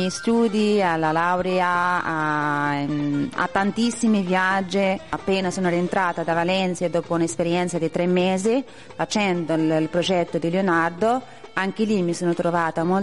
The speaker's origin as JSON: {"language": "Italian", "town": "Casablanca", "region": "Casablanca-Settat", "country": "Morocco", "also_born_or_lived": "Perugia", "second_language": "Italian", "moved": "as an adult", "lives_now": "Italy", "said": "vengo da Casablanca, dal Marocco. Da quanti anni hai che stai in Italia? Da quasi sette anni."}